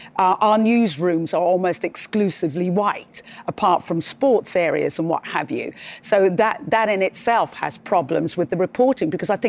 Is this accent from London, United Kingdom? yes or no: yes; London, United Kingdom; also born or lived in Surrey; I'd say, Surrey. No, where are you really from? I was born in Hackney.